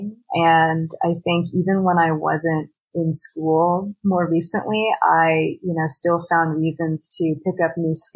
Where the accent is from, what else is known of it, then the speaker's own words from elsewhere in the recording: Houston, Texas, United States; moved away as an adult; also born or lived in Austin, Texas; now in Kalamazoo, United States; growing up in Houston and also living in the Austin area for a really long time